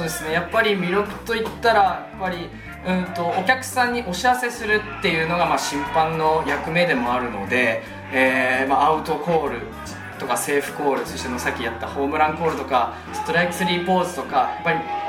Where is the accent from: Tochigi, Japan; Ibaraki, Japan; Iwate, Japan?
Iwate, Japan; moved away as an adult; now in Sendai, Japan; もともと地元が岩手でで仙台大学のためにまあこっちに来た